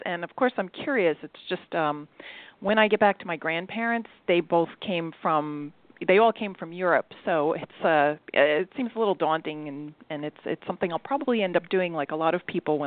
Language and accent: English; New Jersey, United States; I'm from New Jersey, from North Jersey